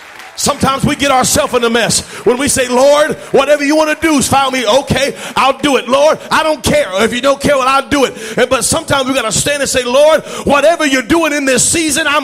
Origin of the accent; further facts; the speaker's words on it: United States; we're so American.